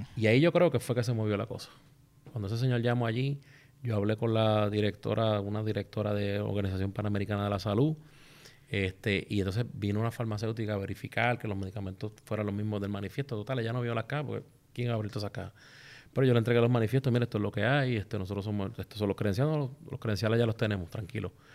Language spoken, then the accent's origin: Spanish; Vieques, Puerto Rico; yo soy de allí de Vieques